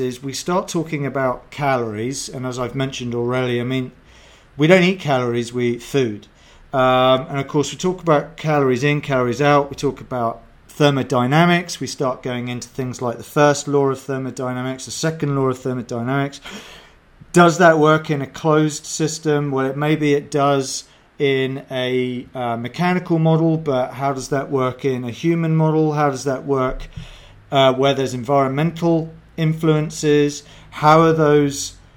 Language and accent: English; England, United Kingdom; I'm English